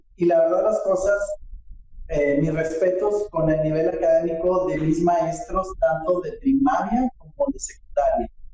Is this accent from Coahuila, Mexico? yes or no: yes; Nueva Rosita, Coahuila, Mexico; born or raised there; moved away